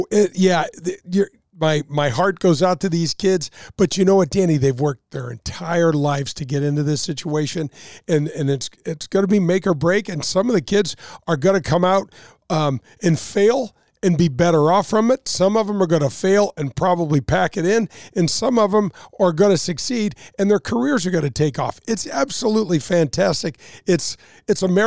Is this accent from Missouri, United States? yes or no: yes; Glasgow Village, Missouri, United States; we grew up together in Glasgow Village